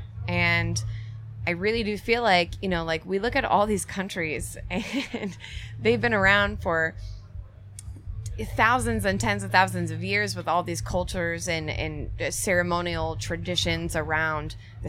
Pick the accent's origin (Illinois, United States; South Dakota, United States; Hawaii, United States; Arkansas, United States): Illinois, United States; Peoria; moved away; I grew up in Peoria, Illinois